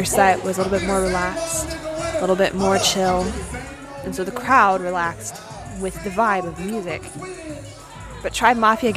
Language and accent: English; Austin, Texas, United States; my hometown of Austin